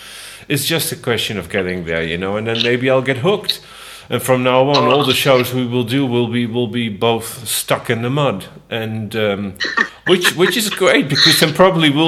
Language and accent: English; Netherlands; now in Spain; I was born in Holland, but then I also realized I live in Spain